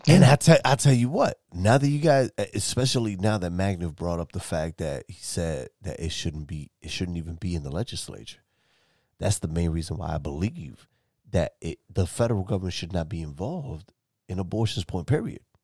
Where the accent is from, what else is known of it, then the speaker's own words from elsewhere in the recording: New York City, New York, United States; moved away; I'm from New York City originally